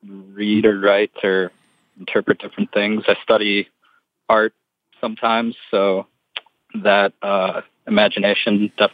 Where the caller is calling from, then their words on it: Massachusetts, United States; I am also a college student calling from Massachusetts.